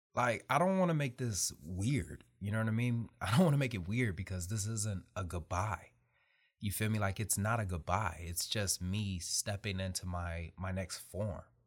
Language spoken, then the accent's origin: English; Detroit, Michigan, United States; I'm really somebody from Detroit, Michigan.